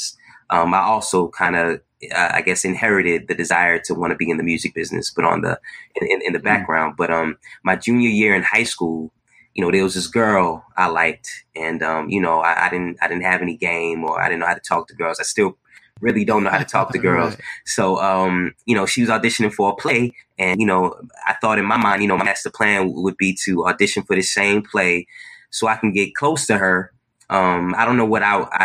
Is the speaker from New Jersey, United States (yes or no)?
yes; Newark, New Jersey, United States; moved away as an adult; also born or lived in Long Island, New York; now in Brooklyn, United States; I was born in Brooklyn, stayed here for the first 5 years of my life, 6 years. Then my family moved to New Jersey, to the East Orange, Newark, Irvington area